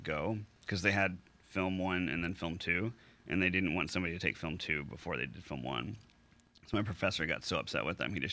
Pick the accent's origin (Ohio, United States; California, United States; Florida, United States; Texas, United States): Texas, United States; Houston; moved away; I grew up in Houston, went to Beller High School.